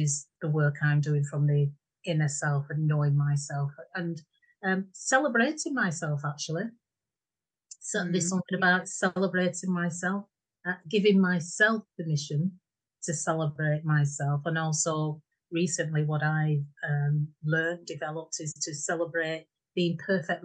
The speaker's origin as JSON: {"language": "English", "town": "Bolton", "region": "North West England", "country": "United Kingdom", "tie": "born or raised there", "moved": "as an adult", "lives_now": "Yorkshire, United Kingdom", "said": "I'm from Fred Dibner country, Bolton. So that really set the scene for me. So hence my accent"}